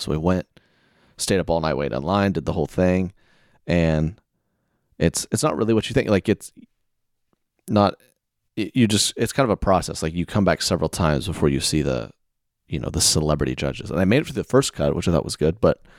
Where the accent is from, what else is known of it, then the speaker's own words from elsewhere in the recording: Oklahoma, United States; I'm from Oklahoma.